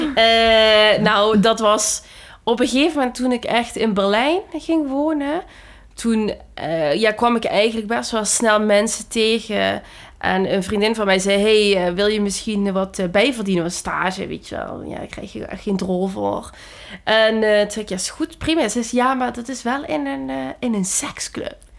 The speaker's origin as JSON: {"language": "Dutch", "region": "Limburg", "country": "Netherlands", "tie": "born or raised there", "moved": "yes", "said": "ik kwam uit Limburg en het is gewoon een heel, ja, conservatieve plek eigenlijk."}